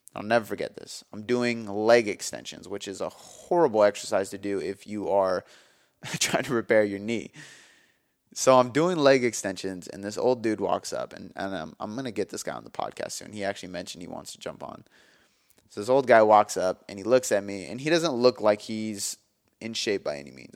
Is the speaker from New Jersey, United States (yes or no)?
no; Milton, Washington, United States; also born or lived in Des Moines; my hometown of Milton